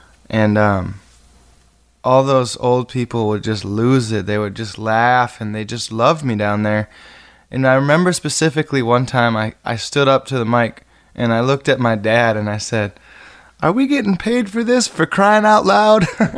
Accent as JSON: {"language": "English", "town": "Muir", "region": "Michigan", "country": "United States", "tie": "born or raised there", "said": "I grew up right on the Maple River over there in Muir."}